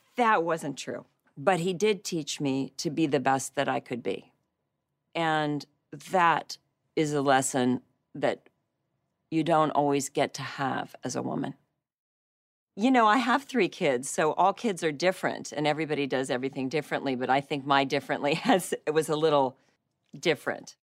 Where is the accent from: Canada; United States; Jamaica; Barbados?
United States; Western Pennsylvania; moved away; I grew up in the teeniest little town in Pennsylvania